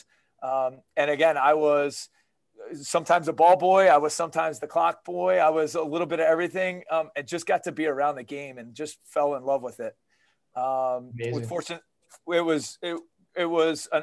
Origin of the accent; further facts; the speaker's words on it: Baltimore, Maryland, United States; I grew up in Baltimore